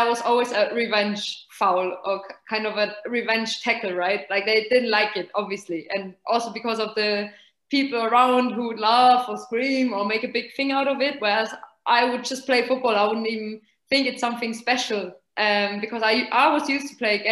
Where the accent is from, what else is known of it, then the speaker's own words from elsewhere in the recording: Nuremberg, Bavaria, Germany; moved away as an adult; also born or lived in England / Italy; We are from Nuremberg. So okay. There's FC Nuremberg, basically. That's our home team